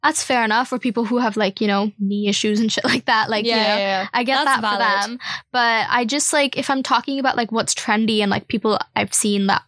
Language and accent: English; India; moved away as an adult; now in London, United Kingdom; I am coming from India